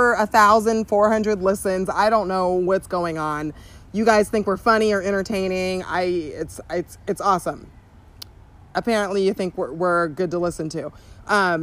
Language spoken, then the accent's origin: English; Southern California, United States; we talk like this because we're from Southern California.